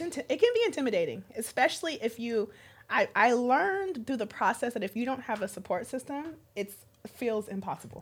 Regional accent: California, United States; I grew up in California

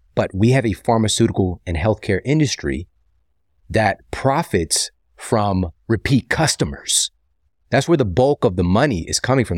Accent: St. Louis, Missouri, United States; my hometown, my home city of Saint Louis

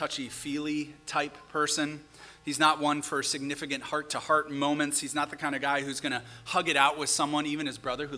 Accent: St. Paul, Minnesota, United States; my personal favorite street in my hometown of St. Paul

